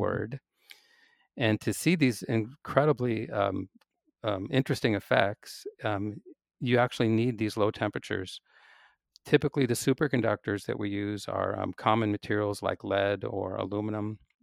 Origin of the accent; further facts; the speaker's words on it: Seattle, Washington, United States; I grew up in Seattle, so I was a undergraduate at the University of Washington in Seattle.